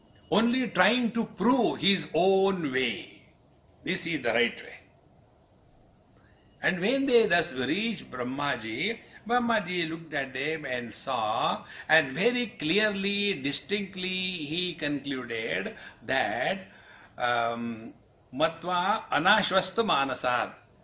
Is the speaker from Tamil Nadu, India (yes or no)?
no; Maharashtra, India; English is a second language; don't underestimate me. I am from Maharashtra. In Maharashtra, everything is Maha.